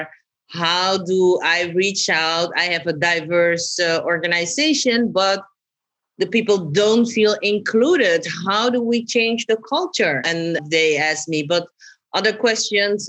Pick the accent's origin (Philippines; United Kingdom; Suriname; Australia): Suriname; born or raised there; also born or lived in Amsterdam, Netherlands; now in The Hague, Netherlands